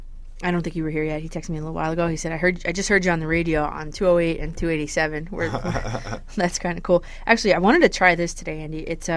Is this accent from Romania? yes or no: no; Leeds, Yorkshire and the Humber, United Kingdom; I'm here from Leeds in the UK.